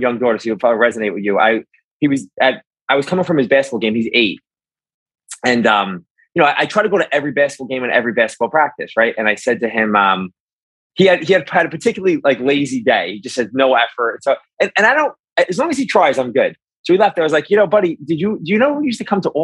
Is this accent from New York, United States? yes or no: yes; New York City, New York, United States; I grew up in Brooklyn, New York